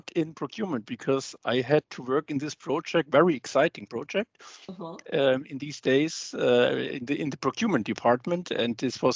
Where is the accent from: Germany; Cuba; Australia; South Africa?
Germany; I'm from Germany